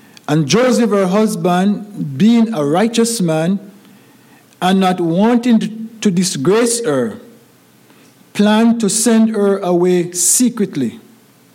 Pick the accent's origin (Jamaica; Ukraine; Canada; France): Jamaica; moved away; growing up in Jamaica as a little boy.